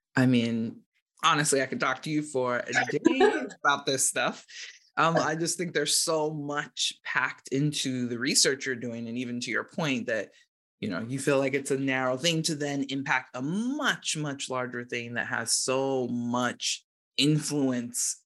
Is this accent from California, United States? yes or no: no; Georgia, United States; moved away as an adult; now in Massachusetts, United States; I'm from Georgia and now live in Massachusetts.